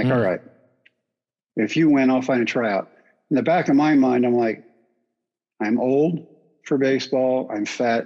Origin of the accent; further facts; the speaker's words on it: Brownwood, Texas, United States; my hometown of Brownwood